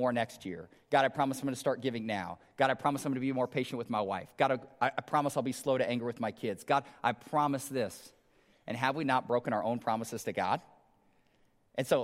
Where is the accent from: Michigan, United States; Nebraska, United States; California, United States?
Nebraska, United States; Omaha; I grew up in North Omaha